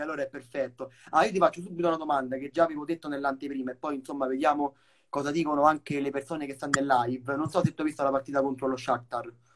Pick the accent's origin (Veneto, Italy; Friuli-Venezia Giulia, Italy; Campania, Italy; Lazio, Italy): Lazio, Italy; Rome; anche io sono di Roma